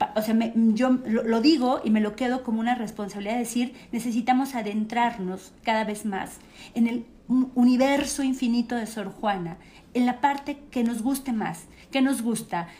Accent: State of Mexico, Mexico; como mexicanos y particularmente como mexiquenses

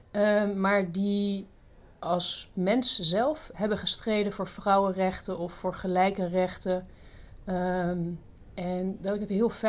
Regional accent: Australia; born there; also born or lived in Southern France; Ehm, geboren in Australië. Ik heb ook in Zuid-Frankrijk gewoond, dus een beetje over de hele wereld verschillende, ook verschillende culturen ontmoet.

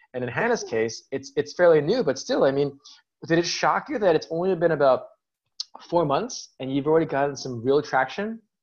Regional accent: United States; as an American

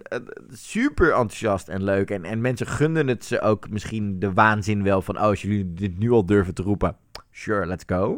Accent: Netherlands; als Nederlanders

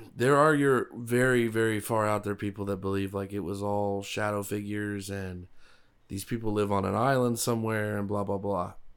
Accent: Broward County, South Florida, United States; I, as a child, I grew up in Broward County, so Miami-Dade, Broward County, South Florida, I know it pretty well

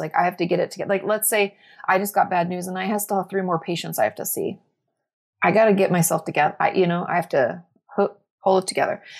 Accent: Washington, United States; moved away as an adult; also born or lived in Southern California; I grew up in Washington State.

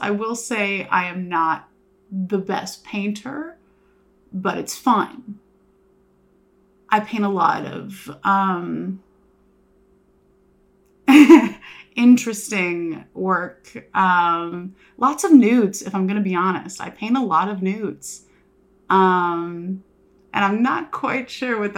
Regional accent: Houston, Texas, United States; moved away as an adult; also born or lived in Los Angeles, California; now in Norman, United States; I am from Houston, Texas, kind of like cheer mom suburbs. Like, everyone has a pool or a trampoline in their backyard

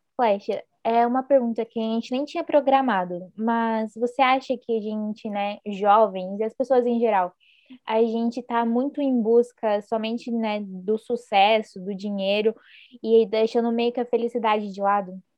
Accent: Paraná, Brazil; Eu sou do Sul, eu sou do Paraná.

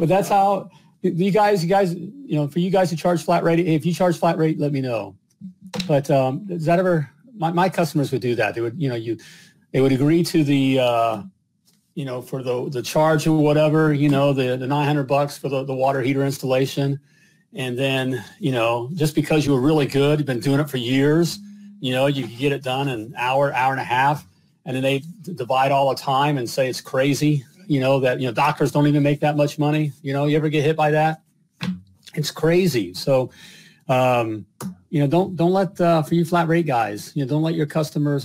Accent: Dayton, Ohio, United States; Now I'm from Dayton, Ohio

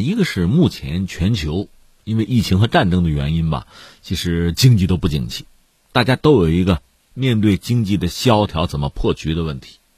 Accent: China; 从我们中国人来讲

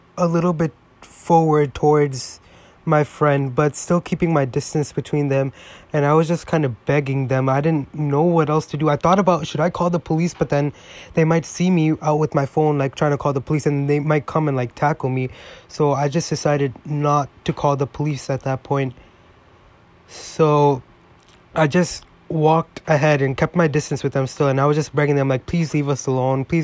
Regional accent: New York, United States; I grew up in New York

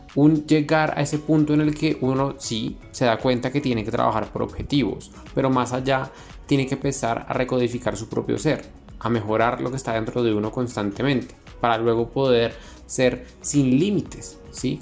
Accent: Panama; como panameños y como jóvenes latinoamericanos

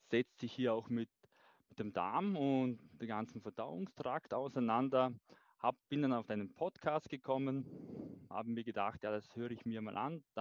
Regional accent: Vorarlberg, Austria; äh, komme aus dem schönen Vorarlberg, aus dem westlichen Bundesland in Österreich. Bin 35 Jahre alt

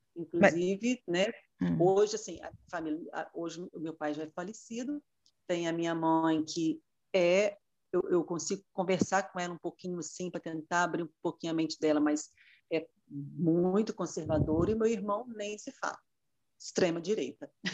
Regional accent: Muniz Freire, Espírito Santo, Brazil; moved away as an adult; also born or lived in Vitória; now in Vila Velha, Brazil; Eu sou do interior do, do estado, nasci em Muniz Freire, mas é, fiz o concurso público e para a Justiça Federal, então vim para Vitória e moro em Vila Velha já há 27 anos

